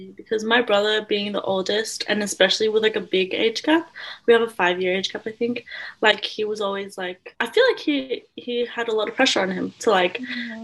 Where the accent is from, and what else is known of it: Australia; born or raised there; also born or lived in Philippines